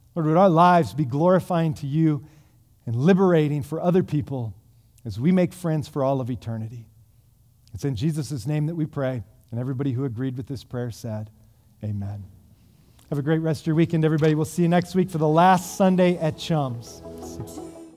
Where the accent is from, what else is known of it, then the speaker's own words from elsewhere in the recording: United States; us as American Christians